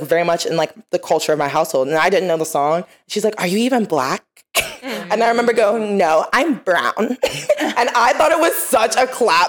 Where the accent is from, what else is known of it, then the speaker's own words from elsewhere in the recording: Nigeria; but I am Nigerian.